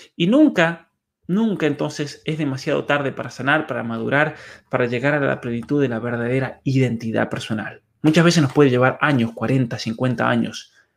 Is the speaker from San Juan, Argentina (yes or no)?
yes; by the Paso de los Patos, San Juan, Argentina; mi pueblo, de hecho, en el, Paso de los Patos